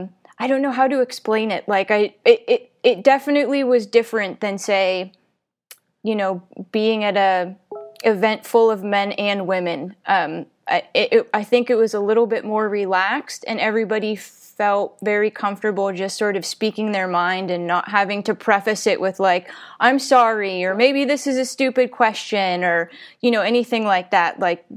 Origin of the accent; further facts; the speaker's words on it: Pennsylvania, United States; And I was like, I'm from Western Pennsylvania.